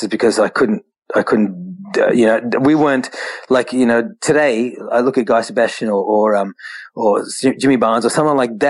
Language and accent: English; Australia; We're Indian Australians